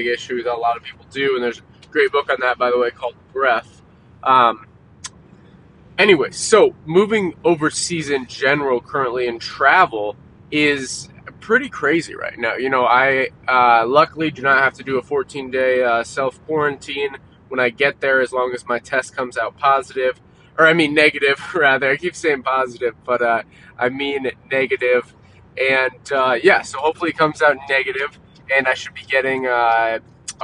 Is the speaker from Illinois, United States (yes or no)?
no; Iowa, United States; moved away as an adult; I grew up in Iowa my whole life